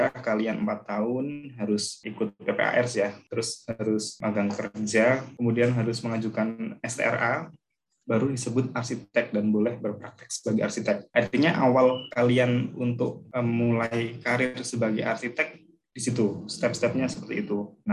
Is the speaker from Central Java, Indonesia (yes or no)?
yes; Pekalongan, Central Java, Indonesia; born there; now in Sukoharjo, Indonesia; saya lahir di Pekalongan, kemudian saya sekarang domisili di, baru pindah ke Sukoharjo